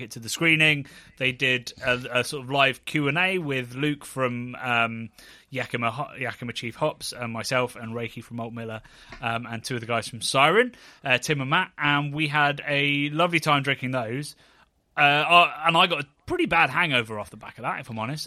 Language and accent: English; Oxfordshire, South East England, United Kingdom; a fish and chip shop in my hometown that used to, it was a smart fish and chips, if anybody's from that part, like, Oxfordshire region